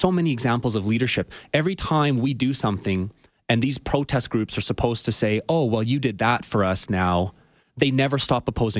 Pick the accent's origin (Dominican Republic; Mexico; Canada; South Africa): Canada; as a Canadian